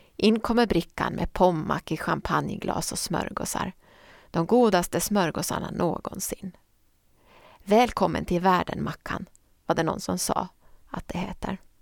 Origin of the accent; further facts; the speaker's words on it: Åland Islands; Under jullovet 2002 var jag hemma på Åland och jobbade extra på Nyan